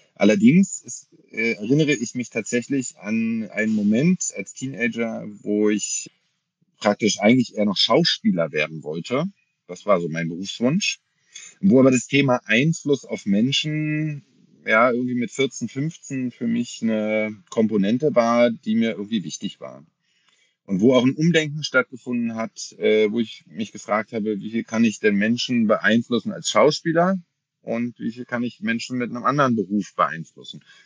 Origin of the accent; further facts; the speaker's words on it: Berlin, Germany; ich komme aus Berlin bin hier geboren, habe hier studiert und wohne immer noch hier